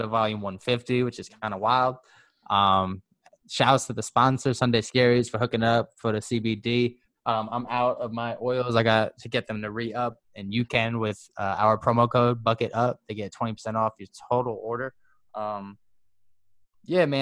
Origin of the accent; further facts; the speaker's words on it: Huntington, United States; from my hometown of Huntington